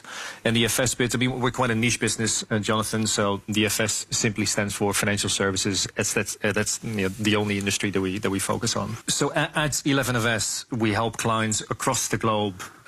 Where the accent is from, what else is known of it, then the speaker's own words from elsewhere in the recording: Netherlands; accent: Dutch; moved away as an adult; also born or lived in Amsterdam; now in London, United Kingdom; I was born and raised in the Netherlands, actually. You can probably still hear some of the accent, even though I left Amsterdam quite a few years ago now